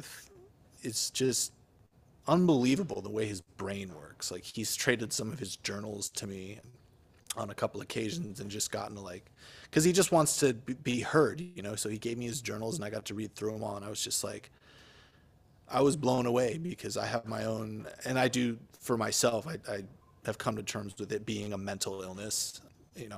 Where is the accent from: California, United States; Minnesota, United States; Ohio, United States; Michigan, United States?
Minnesota, United States; I grew up in the Midwest in Minnesota